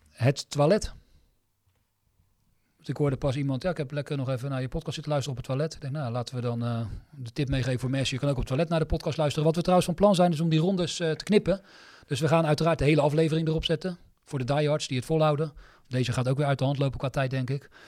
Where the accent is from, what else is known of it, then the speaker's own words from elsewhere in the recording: Netherlands; omdat ik ook uit Nederland kom.